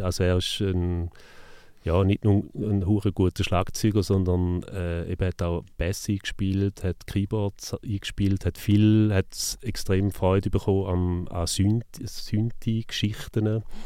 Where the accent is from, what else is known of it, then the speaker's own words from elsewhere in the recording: Neuhausen am Rheinfall, Schaffhausen, Switzerland; Neuhaus am Rheinfall, gewesen, also wo ich aufgewachsen bin